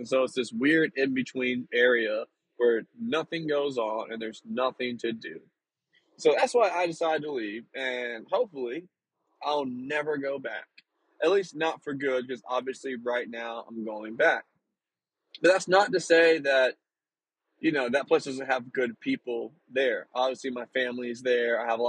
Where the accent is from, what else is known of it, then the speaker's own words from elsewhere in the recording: Northeast North Carolina, United States; moved away; growing up, of course, where the small town is located, it's like Northeast North Carolina. So it's like right on the border of Virginia and North Carolina.